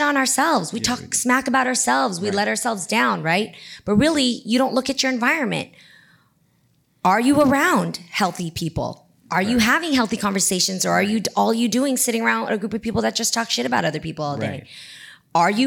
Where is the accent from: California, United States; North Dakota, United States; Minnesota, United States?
California, United States; the Bay Area; I come from the Bay. So if, you go to the Independence High School, Milpitas High School, Piedmont High School, these are all the high schools that I transferred